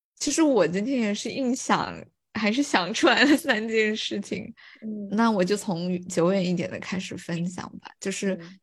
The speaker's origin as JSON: {"language": "Chinese", "town": "Fuling", "region": "Chongqing", "country": "China", "tie": "born or raised there", "moved": "yes", "said": "我跟我妈妈在福临城里面散步，然后因为我是出生在那个地方"}